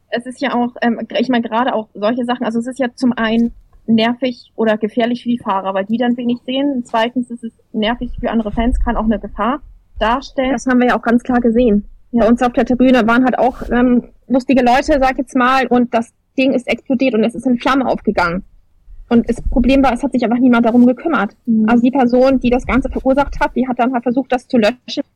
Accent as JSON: {"language": "German", "country": "Germany", "said": "für uns als Deutsche"}